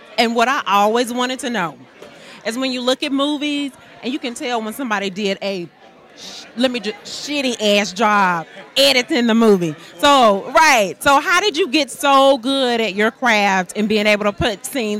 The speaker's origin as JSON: {"language": "English", "region": "the South", "country": "United States", "said": "we're from the South."}